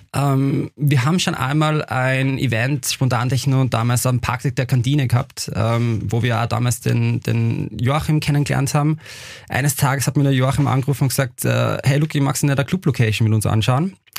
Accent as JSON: {"language": "German", "region": "Upper Austria", "country": "Austria", "moved": "yes", "lives_now": "Vienna, Austria", "said": "ich persönlich bin ja selber aus Oberösterreich"}